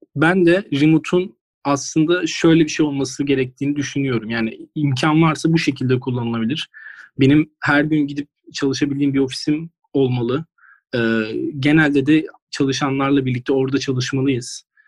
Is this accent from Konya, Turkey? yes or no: no; İzmir, Turkey; also born or lived in Giresun (ancestry) / Ayvalık; İzmirli ama aslen Giresunlu.